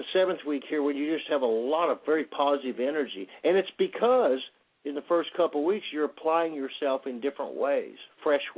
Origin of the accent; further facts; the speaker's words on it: Plainfield, New Jersey, United States; moved away; I was born in Plainfield, New Jersey